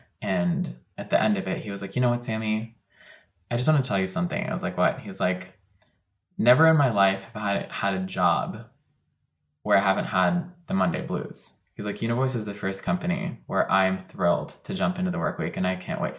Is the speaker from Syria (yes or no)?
yes; Syria; also born or lived in Lebanon / Texas, United States; So I grew up between 3 core destinations. One is in the Middle East, in Syria and in Lebanon. So it's two separate locations, same region. And then also in the United States, in Texas.